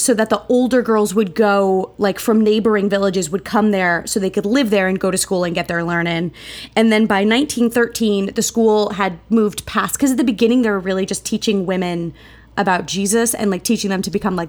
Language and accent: English; United States; as an American